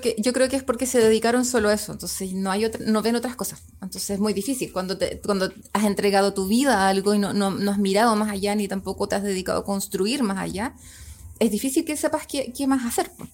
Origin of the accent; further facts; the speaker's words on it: Chile; teníamos como, como familia chilena